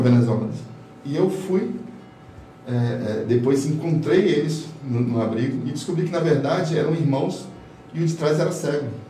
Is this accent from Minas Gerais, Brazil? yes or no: no; Boa Vista, Roraima, Brazil; eu sou roraimense, é, nascido aqui em Boa Vista